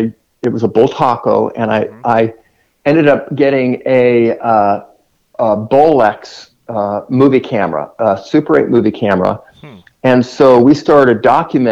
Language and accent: English; Irvine, California, United States; I grew up in Irvine, California